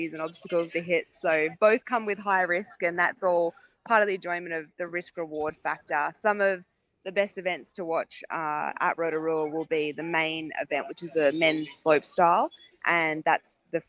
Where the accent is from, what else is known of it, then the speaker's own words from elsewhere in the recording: Australia; I'm obviously an Aussie